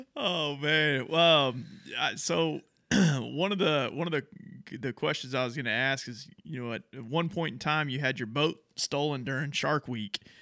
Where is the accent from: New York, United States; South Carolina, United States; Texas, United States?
Texas, United States; we're from Texas